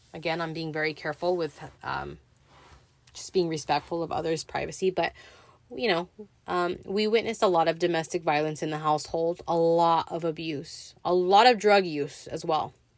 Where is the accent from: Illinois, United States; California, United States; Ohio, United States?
California, United States; Los Angeles; I was raised in the San Fernando Valley, born in Mission Hills